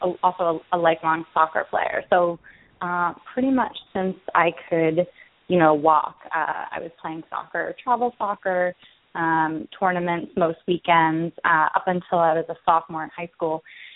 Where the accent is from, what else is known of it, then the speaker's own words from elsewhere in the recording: Pennsylvania, United States; moved away as an adult; also born or lived in Philadelphia, Pennsylvania; now in New York, United States; I was a Pennsylvanian my whole life. Pennsylvanians tend to not move, so I moved from Bucks County and then Philly, pretty much diehard Philadelphia, and then now I'm in New York.